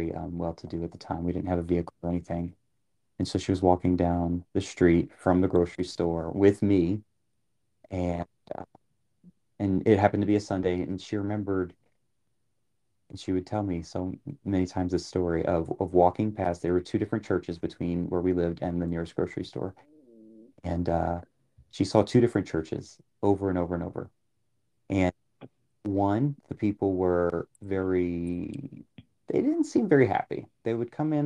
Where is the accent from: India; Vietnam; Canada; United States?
United States; New Orleans, Louisiana; moved away; I grew up in New Orleans